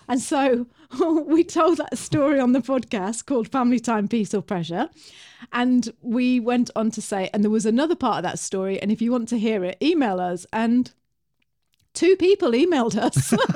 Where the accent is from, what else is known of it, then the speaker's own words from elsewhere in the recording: England, United Kingdom; me and Bri, we're English